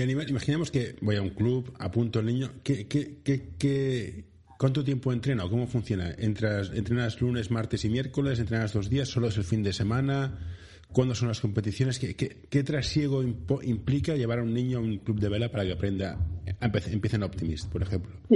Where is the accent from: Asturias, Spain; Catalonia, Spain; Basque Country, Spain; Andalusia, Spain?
Catalonia, Spain; Barcelona; soy de Barcelona